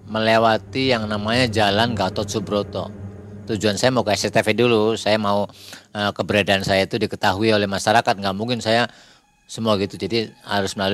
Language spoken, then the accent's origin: Indonesian; Cirebon, West Java, Indonesia; Bapak dari mana? Nah, saya dari Cirebon.